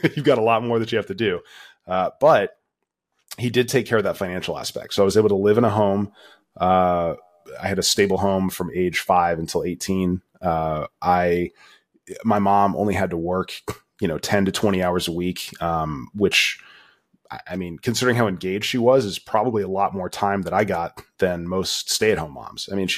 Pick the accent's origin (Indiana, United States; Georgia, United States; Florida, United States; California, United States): Florida, United States; And so she took off, and I ended up growing up in Florida.